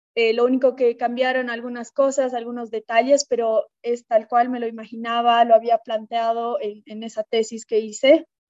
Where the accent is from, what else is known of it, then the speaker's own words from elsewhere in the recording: La Paz, Bolivia; also born or lived in Lima, Peru / United States / San Sebastián, Spain; soy de La Paz, Bolivia, y he estudiado acá, bueno, el colegio, acá en La Paz